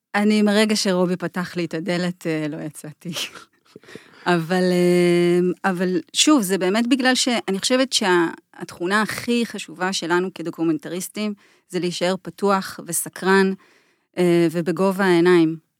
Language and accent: Hebrew; Jordan Valley, Northern District, Israel; moved away; אז אני גדלתי בעמק הירדן